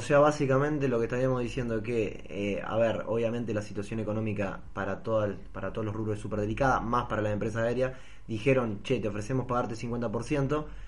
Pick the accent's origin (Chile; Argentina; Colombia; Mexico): Argentina; somos todos los argentinos